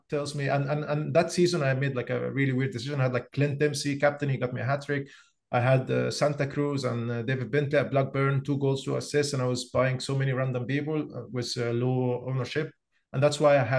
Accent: Egypt; moved away as an adult; now in Oslo, Norway; I'm originally from Egypt. I moved to Norway around 6 years ago, and I live in Oslo

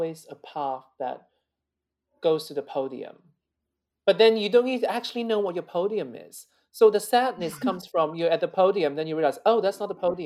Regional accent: China; born or raised there; moved away; also born or lived in London / Netherlands / Italy / United States

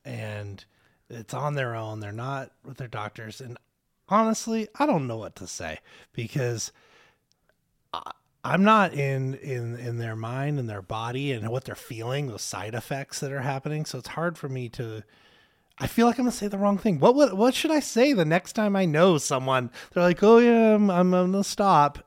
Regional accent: Spokane, Washington, United States; Spokane's my home

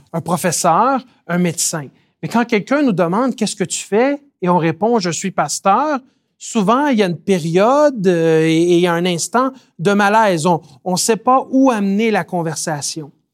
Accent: Quebec, Canada; je suis né et j'ai grandi au Québec

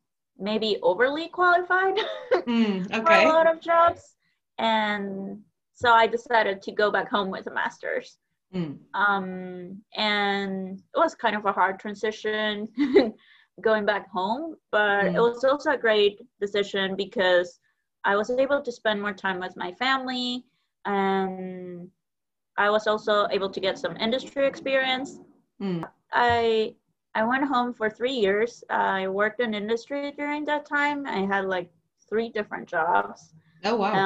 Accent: Guatemala; moved away as an adult; now in Nebraska, United States; I grew up in Guatemala

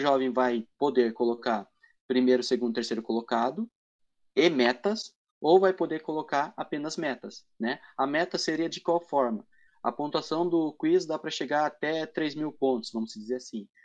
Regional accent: Matinhos, Paraná, Brazil; now in Paranaguá, Brazil; Eu não conhecia ninguém em Paranaguá, né? Porque eu justamente sou de Matinhas

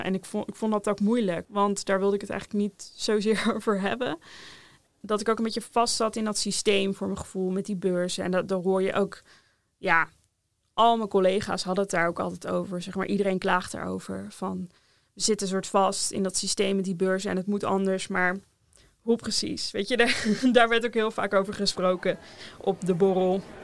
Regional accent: Rotterdam, South Holland, Netherlands; Ik kom uit Rotterdam.

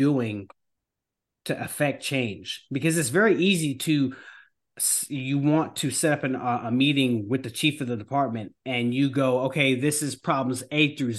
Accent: New York, United States; now in North Carolina, United States; I'm from New York, but I came down to North Carolina

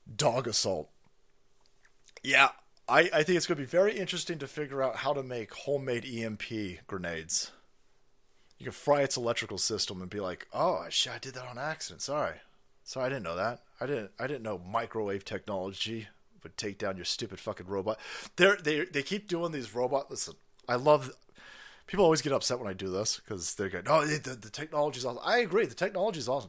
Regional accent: San Francisco, California, United States; I spent a lot of time growing up in, in San Francisco

